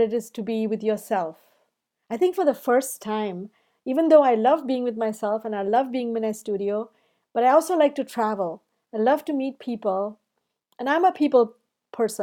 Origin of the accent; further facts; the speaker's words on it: India; moved away as an adult; now in United States; I come from India, and those icons from Hinduism and Buddhism and all surrounded me